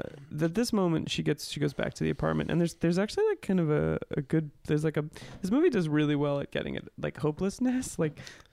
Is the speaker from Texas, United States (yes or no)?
no; Boston, Massachusetts, United States; As an Irish Catholic from Boston